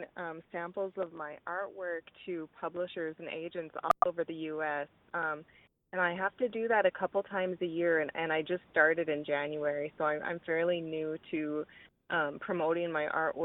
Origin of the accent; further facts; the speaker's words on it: Stephen, Minnesota, United States; now in Karlstad, United States; I was born and raised in Stephen, Minnesota, so not far from Carlstead.